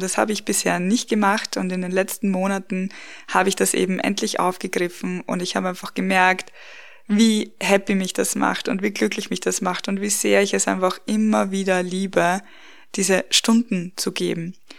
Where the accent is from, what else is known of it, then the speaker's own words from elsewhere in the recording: Austria; now in Bavaria, Germany; Wir haben in meiner Heimat im, in dem Dorf, wo ich aufgewachsen bin, geheiratet und dann auch in Wien gefeiert, also nicht hier bei uns in Bayern, wo wir jetzt wohnen